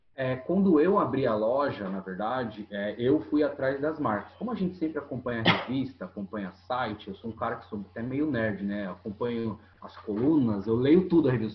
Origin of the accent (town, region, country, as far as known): Itanhaém, São Paulo, Brazil; born or raised there